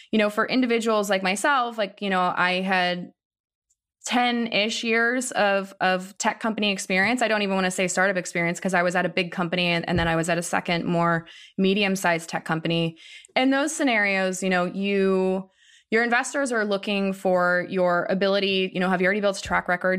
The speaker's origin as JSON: {"language": "English", "region": "Ohio", "country": "United States", "tie": "born or raised there", "said": "I grew up in Ohio"}